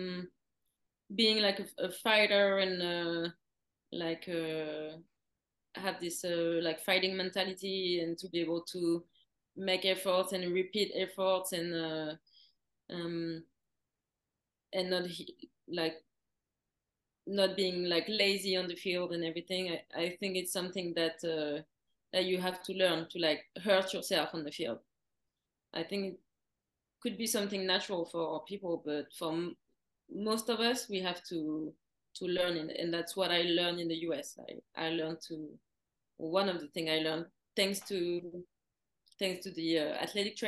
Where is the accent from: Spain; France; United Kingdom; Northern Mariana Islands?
France; Paris, Île-de-France; moved away as an adult; also born or lived in Florida, United States; I grew up in Paris